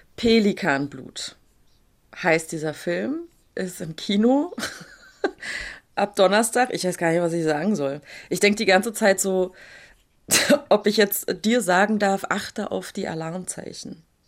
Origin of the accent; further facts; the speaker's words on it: Berlin, Germany; aber Urberliner Jöre. Also, ne, hier geboren, aufgewachsen, nicht in Neukölln, aber in einem anderen, nicht ganz so schlimmen Ghetto